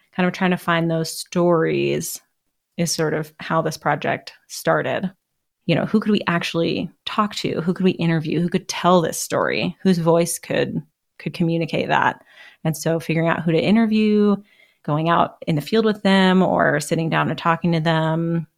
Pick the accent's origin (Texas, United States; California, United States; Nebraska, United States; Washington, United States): Washington, United States; Seattle; also born or lived in Boston; I mostly grew up in Seattle, although I was born in Boston